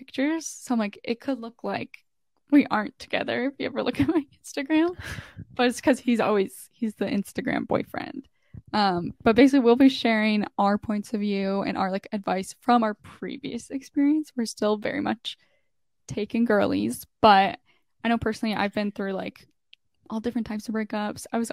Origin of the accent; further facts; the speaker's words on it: Canada; I'm like randomly in this small town in Canada